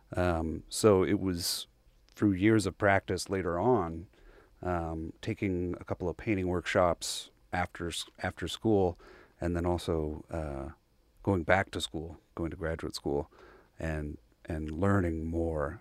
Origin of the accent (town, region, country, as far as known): Bryan, Texas, United States; born or raised there